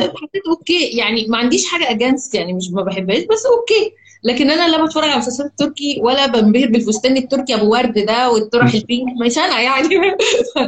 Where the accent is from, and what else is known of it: Egypt